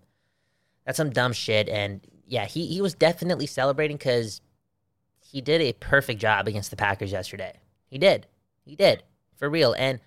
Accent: Belgium; remember, I'm from Belgium. I'm from Belgium, and Belgium faces off against Canada sometime next week

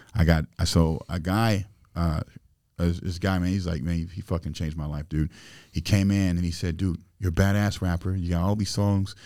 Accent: Springfield, Illinois, United States; I grew up in Springfield, Illinois, and, you know, and we didn't have much

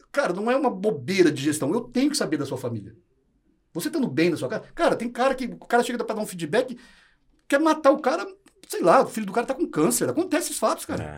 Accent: Maringá, Paraná, Brazil; moved away as an adult; also born or lived in Londrina / Presidente Prudente; now in São Paulo, Brazil; Eu comecei em Maringá, eu sou paranaense, da cidade de Maringá

